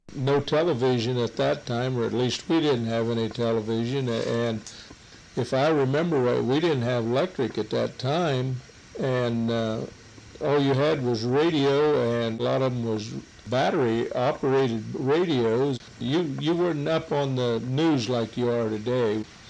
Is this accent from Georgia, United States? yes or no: no; Hardin County, Ohio, United States; I was born in Hardin County, uh, lived on a farm all my life